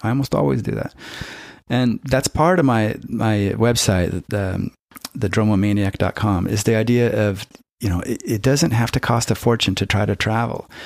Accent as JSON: {"language": "English", "area": "Silicon Valley", "region": "California", "country": "United States", "tie": "born or raised there", "also_born_or_lived": "San Francisco", "moved": "as an adult", "said": "I was born in San Francisco and I grew up in Silicon Valley"}